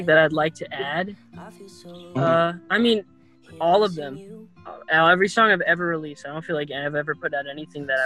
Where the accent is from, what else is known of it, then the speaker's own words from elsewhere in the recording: Arizona, United States; I'm from Arizona